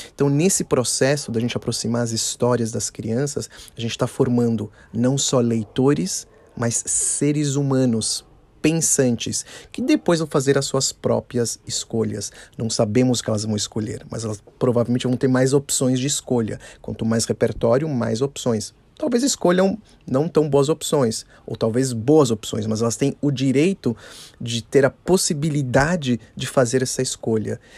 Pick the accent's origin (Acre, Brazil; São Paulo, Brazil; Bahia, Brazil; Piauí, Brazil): São Paulo, Brazil; Eu sou de São Paulo, São Paulo, capital